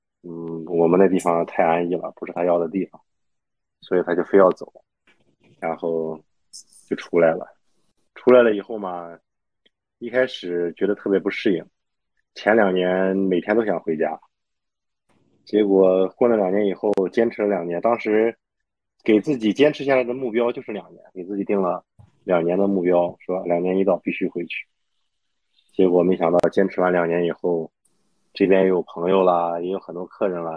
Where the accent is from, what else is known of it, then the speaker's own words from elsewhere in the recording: Baoding, Hebei, China; 我们保定人，我们我我老家是河北保定，就是生产驴肉火烧的地方。